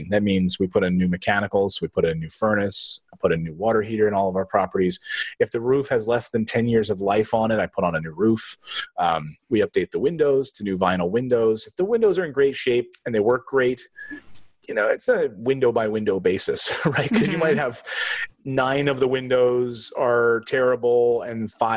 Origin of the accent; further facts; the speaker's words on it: East Coast, United States; I'm from the East Coast